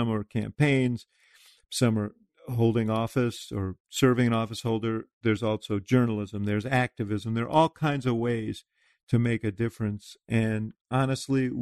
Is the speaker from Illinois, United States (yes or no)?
yes; Illinois, United States; in my home state, Rahm's home state of Illinois